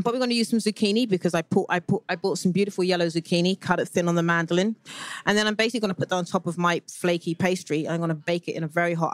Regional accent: United Kingdom; moved away; as a Brit living, watching from the outside

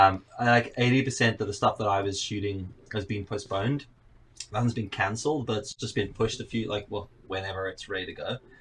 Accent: Johannesburg, Gauteng, South Africa; moved away as an adult; now in Northern Ireland, United Kingdom; I'm from Cape Town. I say Cape Town because I'm actually from Johannesburg, but Cape Town sounds cooler.

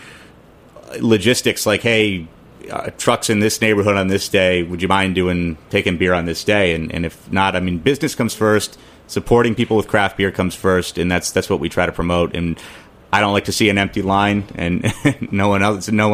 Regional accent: California, United States; now in New York City, United States; I grew up in California

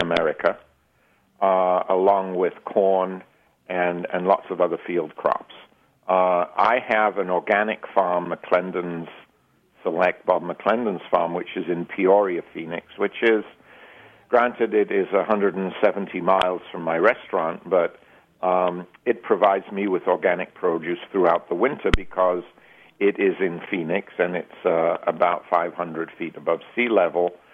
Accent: England, United Kingdom; moved away as an adult; also born or lived in Switzerland / United States; now in Arizona, United States; I was born in England, um, trained as a chef in England, both uh, um, in a uh, an apprenticeship program in the 60s

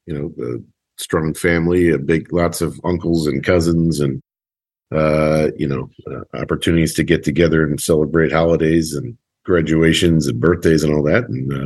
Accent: Guilford, Connecticut, United States; also born or lived in upstate New York / Marlton, New Jersey / Nashville, Tennessee; I grew up in Connecticut. I was born in upstate New York, and then you know, elementary school through high school was in a town called Guilford, Connecticut.

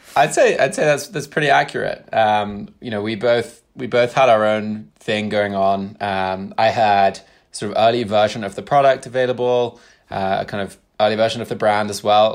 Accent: United Kingdom; moved away as an adult; also born or lived in Brooklyn / Bay Area; now in United States; spent the majority of my life in the U K

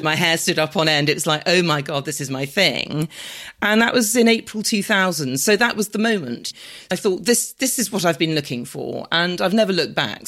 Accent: London, United Kingdom; I'm, I'm a Londoner. I was born and bred in London.

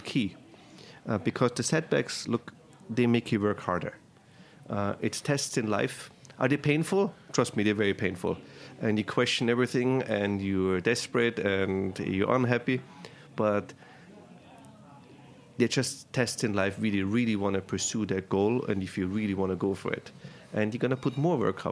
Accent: Tyrol, Austria; moved away as an adult; now in New York, United States; I'm from Tyrol.

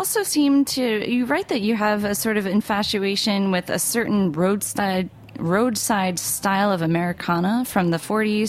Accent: United States; also born or lived in New Jersey; I am from New York and New Jersey

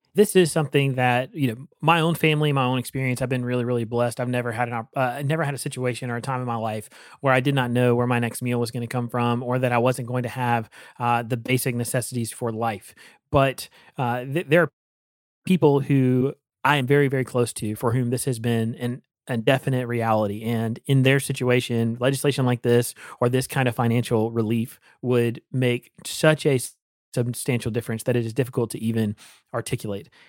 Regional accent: Eastern North Carolina, United States; Growing up in Eastern North Carolina

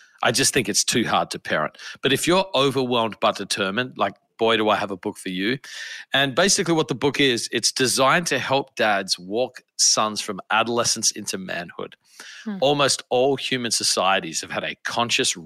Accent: Adelaide, South Australia, Australia; moved away as an adult; now in United States; I am originally from Australia. I grew up in a city called Adelaide

